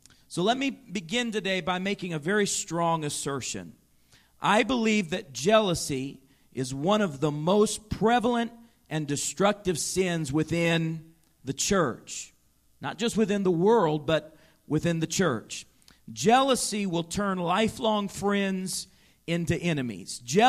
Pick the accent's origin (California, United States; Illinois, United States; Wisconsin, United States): Illinois, United States; Chicago; I remember seeing this very thing happen up close and personal in the life of a man in our church growing up in Chicago.